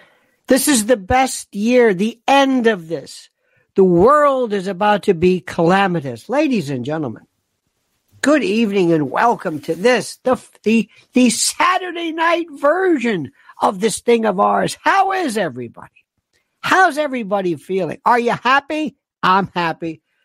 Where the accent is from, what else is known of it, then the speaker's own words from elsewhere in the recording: Manchester, North West England, United Kingdom; Yes, I'm from Ermston, Manchester, near Old Trafford.